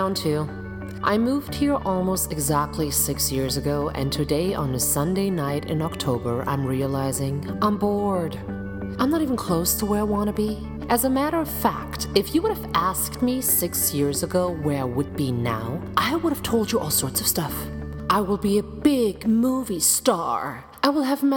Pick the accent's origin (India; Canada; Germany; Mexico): Germany; accent: German; English is a second language; moved away; my German accent